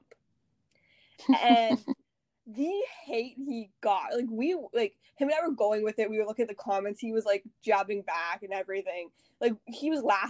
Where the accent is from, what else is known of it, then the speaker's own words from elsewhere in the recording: Canada; I'm Canadian